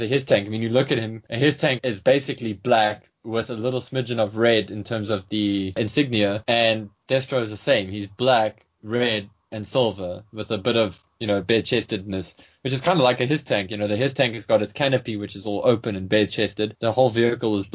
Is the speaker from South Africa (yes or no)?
yes; South Africa; as a South African, I was really obsessed with snow. I was one of those kids who was like, I wish it would snow